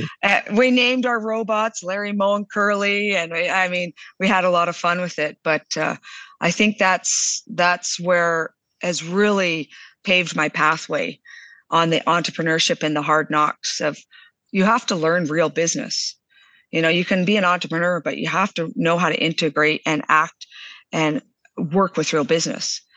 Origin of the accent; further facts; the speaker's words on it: southern Alberta, Canada; also born or lived in Calgary, Alberta; I was born in Calgary, but raised down in southern Alberta